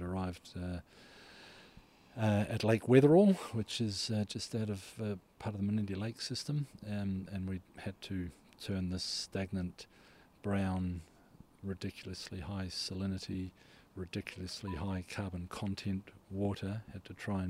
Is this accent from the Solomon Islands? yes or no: yes; Solomon Islands; moved away; also born or lived in Tolaga Bay, New Zealand; I was born in the Solomon Islands